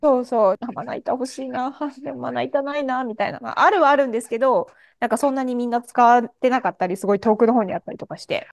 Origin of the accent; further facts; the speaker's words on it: Japan; moved away as an adult; also born or lived in Germany; 私、まあ、日本で生まれてドイツでしばらく住んでっていう状況だったので